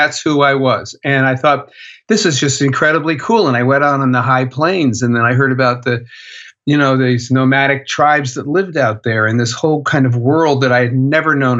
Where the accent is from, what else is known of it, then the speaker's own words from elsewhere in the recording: East Coast, United States; moved away as an adult; also born or lived in Los Angeles / Detroit / Washington / New York; now in Texas, United States; I grew up in the East Coast